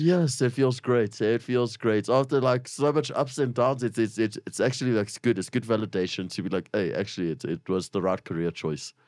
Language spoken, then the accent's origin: English; Springs, Gauteng, South Africa; shout out to Springs. I love it. It's my hometown